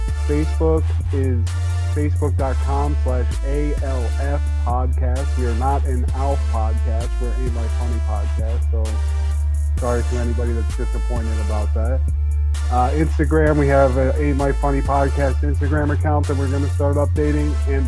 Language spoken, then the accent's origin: English; Ohio, United States; but, I mean, I'm from Ohio and people are like, oh man, you have such an accent.